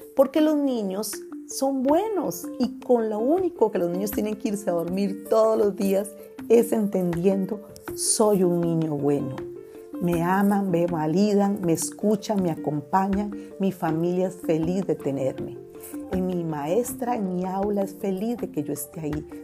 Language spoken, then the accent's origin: Spanish; Costa Rica; en Costa Rica, en mi país